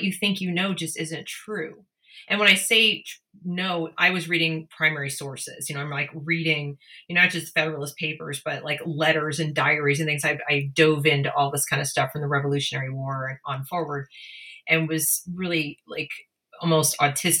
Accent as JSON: {"language": "English", "region": "Northeast", "country": "United States", "tie": "born or raised there", "said": "I grew up in the Northeast, everybody was left leaning"}